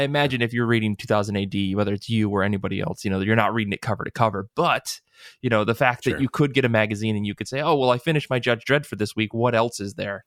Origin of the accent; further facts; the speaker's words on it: United States; we're American